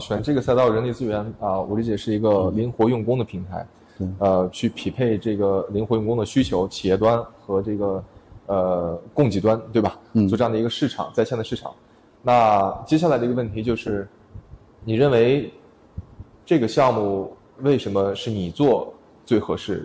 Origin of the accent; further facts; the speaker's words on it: Urumqi, Xinjiang, China; moved away as an adult; also born or lived in Beijing / Shenzhen; 其实我们都是在新疆乌鲁木齐长大，后来到了十八岁呢，去了北京读书，然后呃又一起去创业